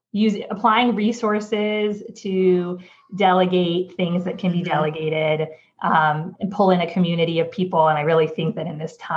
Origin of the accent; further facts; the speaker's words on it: California, United States; moved away as an adult; now in New York, United States; I am originally from California. I moved to New York now almost 7.5 years ago